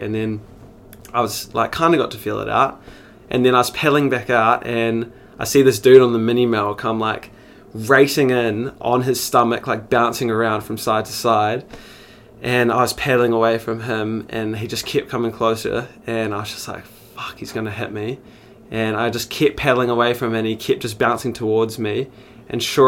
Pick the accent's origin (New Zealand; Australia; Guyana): New Zealand; Christchurch, Canterbury; also born or lived in Spain / Queenstown; I was born and raised in Christchurch